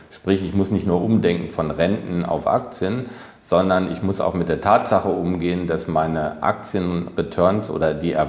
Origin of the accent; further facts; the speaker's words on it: Germany; zu Recht sind wir als Deutsche selbstbewusst, sage ich mal.